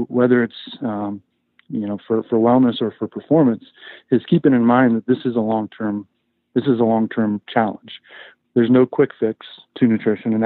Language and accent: English; Chico, California, United States; moved away as an adult; also born or lived in Ithaca, New York; now in Las Vegas, United States; I grew up in Chico, was a lifelong wrestler